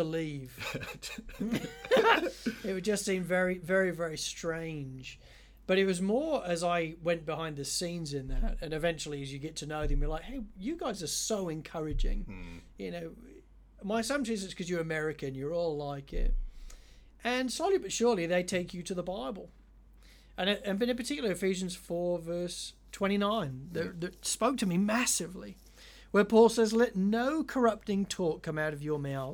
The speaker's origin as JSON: {"language": "English", "country": "United Kingdom", "tie": "born or raised there", "moved": "as an adult", "said": "I grew up in the United Kingdom"}